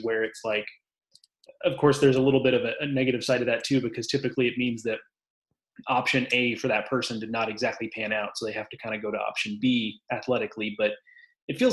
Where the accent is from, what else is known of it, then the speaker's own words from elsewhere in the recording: Texas, United States; growing up in Texas